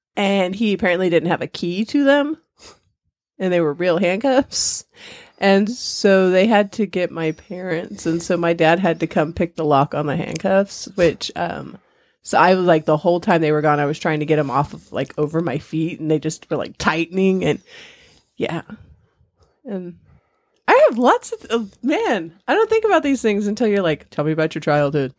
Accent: San Bernardino, California, United States; moved away as an adult; also born or lived in Victorville, California / Nevada / Texas / Missouri; I grew up in Southern California. San Bernardino

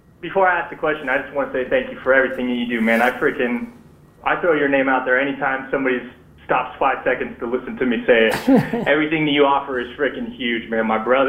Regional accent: Southern California, United States; I'm from Southern California. I'm out here in Mojave.

